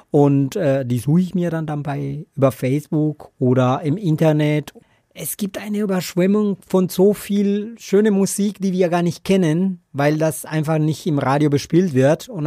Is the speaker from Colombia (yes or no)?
yes; Colombia; German is a second language; Ja, ich komme aus Kolumbien ursprünglich. Das hört man wahrscheinlich in meinen schönen Akzent, oder?